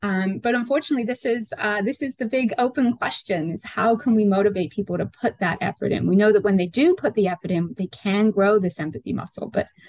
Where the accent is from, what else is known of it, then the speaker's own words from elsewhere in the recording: Northern England, United Kingdom; now in United States; So my hometown is a little town in northern England. It's about 25 miles out from Manchester.